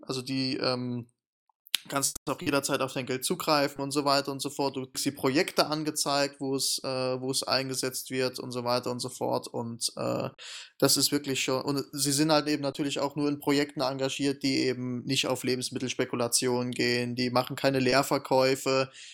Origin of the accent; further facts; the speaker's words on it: Germany; bei uns in Deutschland